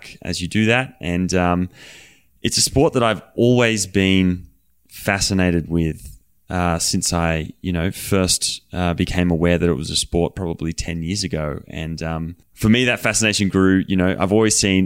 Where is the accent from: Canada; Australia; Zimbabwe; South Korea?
Australia; moved away; also born or lived in Colorado; I'm Aussie